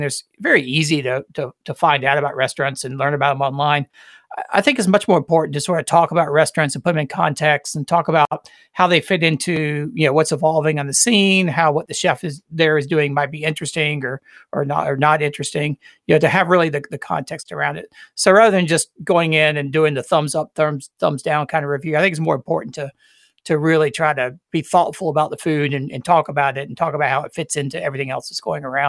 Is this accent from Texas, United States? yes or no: no; Greenville, South Carolina, United States; It was invented in Greenville, South Carolina, which is where I grew up, so my hometown.